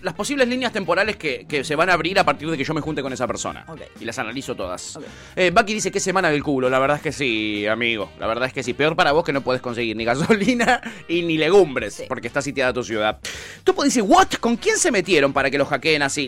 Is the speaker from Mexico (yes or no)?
no; Recoleta, Buenos Aires, Argentina; yo soy de Recoleta, ¿ok? Yo no soy de Palermo